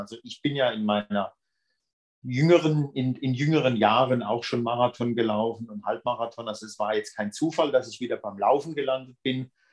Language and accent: German; Brühl, Germany; moved away; das war in meinem Heimatort. Also aus dem Ort in Brühl ist das, wo ich eigentlich herkomme